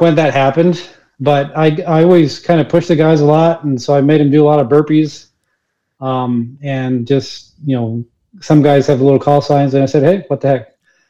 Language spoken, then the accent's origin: English; Chile; born there; I mentioned I was born in Chile